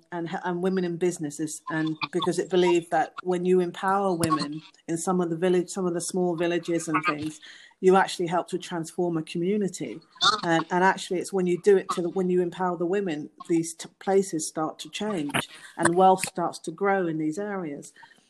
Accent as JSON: {"language": "English", "region": "England", "country": "United Kingdom", "lives_now": "United States", "said": "And she was from Spain. And, of course, I'm from England. And so we connected because there was this European connection."}